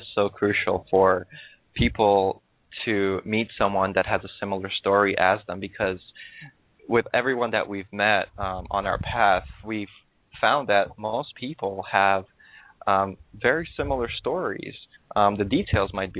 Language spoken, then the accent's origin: English; New York City, New York, United States; moved away as an adult; also born or lived in Russia; now in Southern California, United States; I was born in Russia, and then I moved to New York City when I was 8 years old.